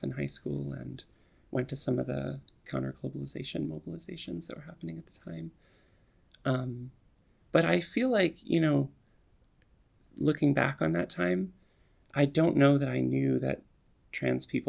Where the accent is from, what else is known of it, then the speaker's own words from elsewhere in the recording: Gettysburg, Pennsylvania, United States; also born or lived in Ann Arbor, Michigan / Berkeley, California / Oakland, California; now in New York, United States; I was born in Gettysburg, Pennsylvania